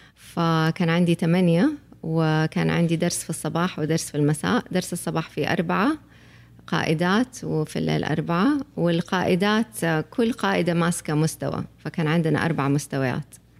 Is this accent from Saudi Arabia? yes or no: yes; Saudi Arabia; احنا المجتمع السعودي